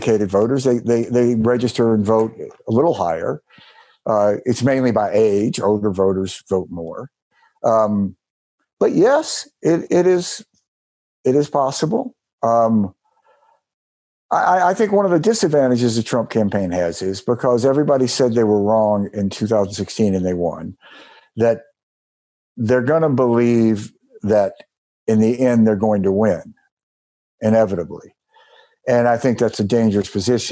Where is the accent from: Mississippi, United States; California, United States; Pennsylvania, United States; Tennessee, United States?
Mississippi, United States; my home state of Mississippi